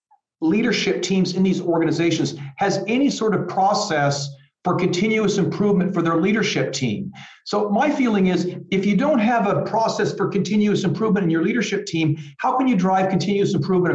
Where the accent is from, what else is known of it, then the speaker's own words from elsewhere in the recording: Midwest, United States; growing up, I grew up in the Midwest and, you know, big football country and things like that.